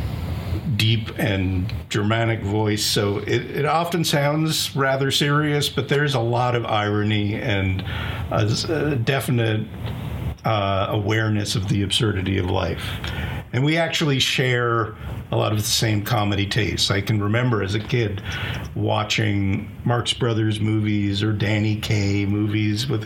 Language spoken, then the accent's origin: English; Belmont, Massachusetts, United States; I spent most of my time living in Belmont, Massachusetts, a suburb of Boston.